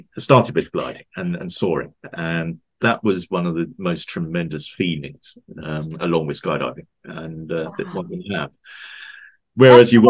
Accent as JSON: {"language": "English", "region": "London", "country": "United Kingdom", "tie": "born or raised there", "also_born_or_lived": "Switzerland", "moved": "yes", "lives_now": "West Yorkshire, United Kingdom", "said": "I'm a Londoner by birth. I now live in West Yorkshire in the UK"}